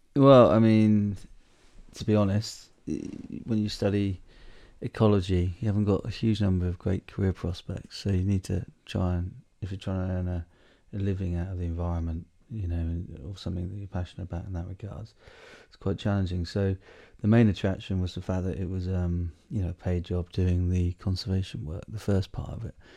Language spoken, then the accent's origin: English; Southwold, East of England, United Kingdom; now in Malawi; when I was a kid growing up where we grew up in the South Ward, right in that beautiful sort of special area of conservation, which is down on the Blythe Estuaries